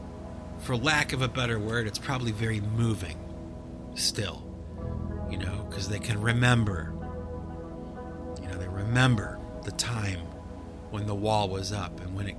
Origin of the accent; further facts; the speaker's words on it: United States; I'm an American kid from the suburbs